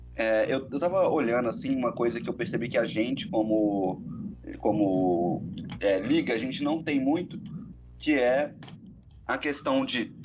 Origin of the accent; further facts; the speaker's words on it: Brazil; eu sou brasileiro